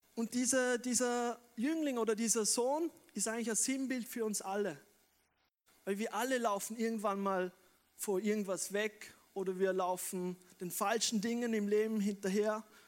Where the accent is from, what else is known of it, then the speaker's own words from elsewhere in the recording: Wolfurt, Vorarlberg, Austria; moved away as an adult; also born or lived in Bregenz; now in Vienna, Austria; ich bin eigentlich ein gebürtiger Prägerzeug, bin in Wolfurt aufgewachsen, aber ich lebe schon seit 15 Jahren in Wien